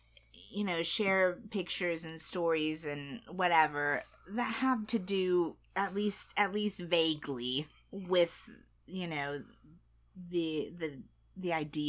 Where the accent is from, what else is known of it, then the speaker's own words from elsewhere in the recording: United States; I'm American